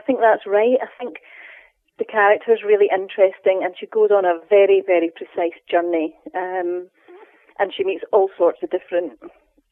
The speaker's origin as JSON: {"language": "English", "region": "Scotland", "country": "United Kingdom", "tie": "born or raised there", "said": "growing up in Scotland"}